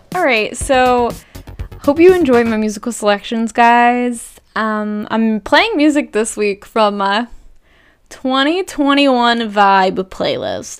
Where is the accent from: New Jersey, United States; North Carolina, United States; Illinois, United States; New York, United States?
New Jersey, United States; growing up in New Jersey, where I live.